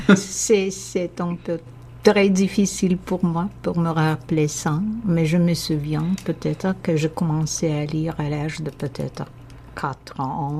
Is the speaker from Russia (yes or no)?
yes; Moscow, Russia; first language Russian; French is a second language; moved away as an adult; now in Canada; j'ai grandi à Moscou en Russie